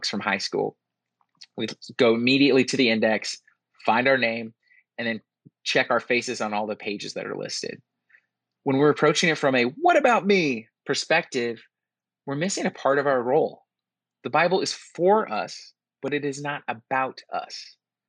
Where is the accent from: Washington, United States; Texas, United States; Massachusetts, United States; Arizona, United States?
Washington, United States; a small town outside of Seattle; moved away as an adult; also born or lived in France / the South; I grew up in a small town outside of Seattle